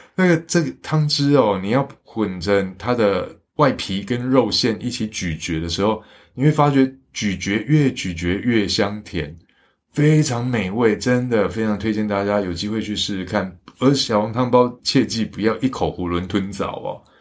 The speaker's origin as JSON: {"language": "Chinese", "town": "Xinying", "region": "Tainan", "country": "Taiwan", "tie": "born or raised there", "said": "我的老家新营"}